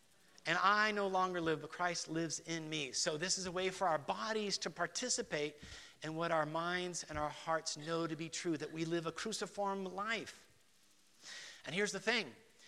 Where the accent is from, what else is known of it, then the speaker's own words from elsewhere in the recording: Guatemala City, Guatemala Department, Guatemala; So, I was raised in Guatemala City. I was a missionary kid. We were part of the Bible Church tradition, Dallas Theological Seminary.